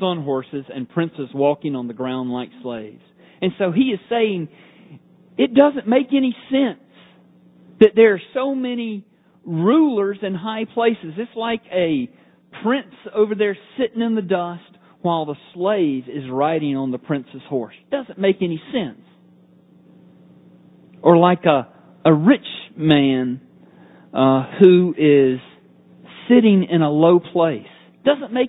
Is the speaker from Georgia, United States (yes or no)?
yes; Georgia, United States; I'm from Georgia